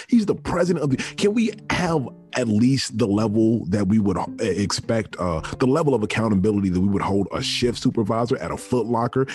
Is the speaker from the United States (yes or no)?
yes; Richmond, Virginia, United States; me growing up in Richmond, Virginia, the capital of the Confederacy